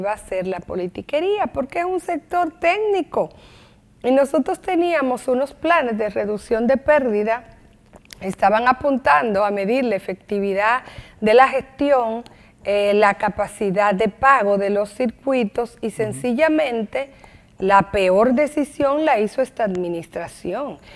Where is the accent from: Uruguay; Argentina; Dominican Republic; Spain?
Dominican Republic; Santo Domingo, Distrito Nacional; Yo nací en la capital, pero mi padre nació en el Ceibo y se crió en Barahona